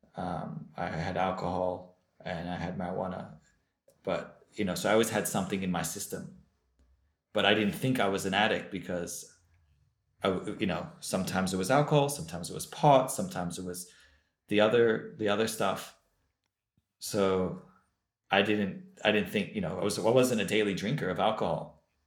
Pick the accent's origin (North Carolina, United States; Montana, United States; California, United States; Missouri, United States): California, United States; Los Angeles; moved away as an adult; also born or lived in Jerusalem; I grew up in Los Angeles, California, in a Baal Tshuva Chabad home.